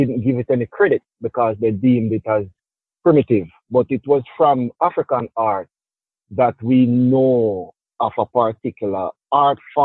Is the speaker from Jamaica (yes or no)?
yes; Jamaica; moved away as an adult; now in New York, United States; I'm originally from Jamaica, fully bred